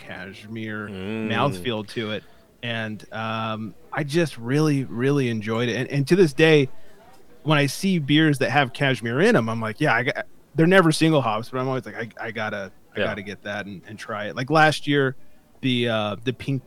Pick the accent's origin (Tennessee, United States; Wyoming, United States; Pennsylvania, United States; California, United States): California, United States; as a Californian